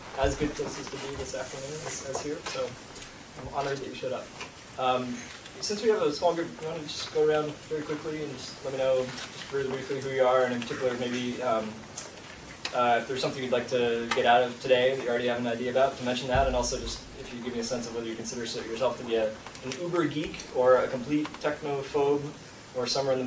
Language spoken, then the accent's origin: English; Boston, Massachusetts, United States; also born or lived in San Francisco; now in New York, United States; I grew up in Boston.